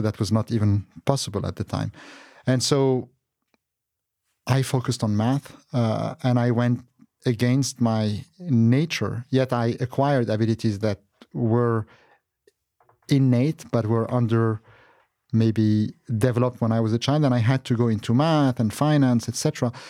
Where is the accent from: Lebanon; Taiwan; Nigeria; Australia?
Lebanon; Beirut, Beirut Governorate; moved away; also born or lived in Qatar; as a child, I was born in Beirut, Lebanon